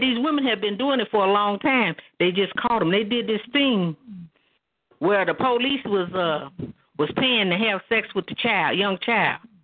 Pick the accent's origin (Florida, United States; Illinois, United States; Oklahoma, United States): Oklahoma, United States; I'm from Oklahoma.